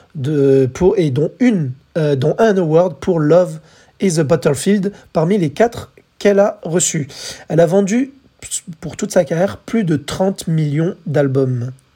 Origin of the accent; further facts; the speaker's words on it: France; chez nous en France